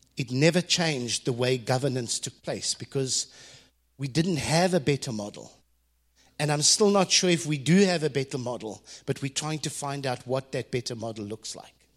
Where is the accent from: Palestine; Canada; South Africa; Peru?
South Africa; as a South African boy who had never been out of the country